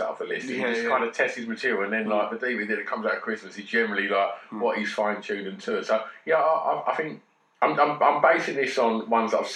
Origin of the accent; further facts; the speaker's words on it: Grays, East of England, United Kingdom; my hometown